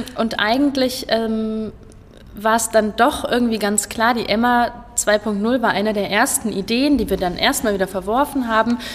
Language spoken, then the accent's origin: German; Kassel, Hesse, Germany; Ich komme hier aus Kassel, ich bin auch tatsächlich immer hier geblieben